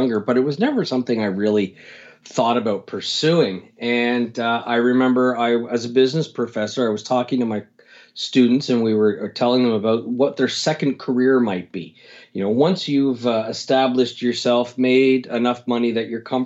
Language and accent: English; Canada; I'm from Canada